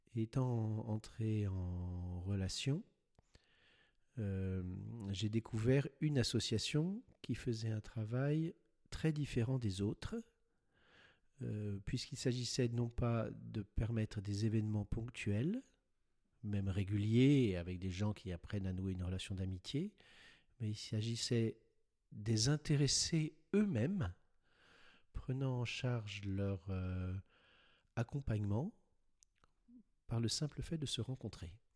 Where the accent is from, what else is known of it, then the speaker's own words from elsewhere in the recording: Paris, Île-de-France, France; J'ai 62 ans, je suis parisien